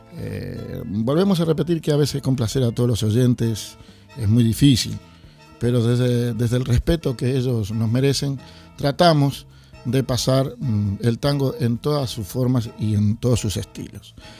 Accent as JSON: {"language": "Spanish", "region": "Montevideo", "country": "Uruguay", "said": "Yo que soy de Montevideo"}